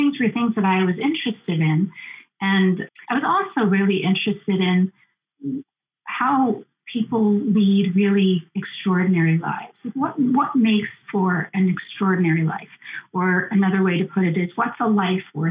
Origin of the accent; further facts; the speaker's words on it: Massachusetts, United States; moved away as an adult; also born or lived in New York / California / Chicago; I grew up in Massachusetts, and then I went to college in New York, and I went to graduate school in California, and then I went to graduate school again in Chicago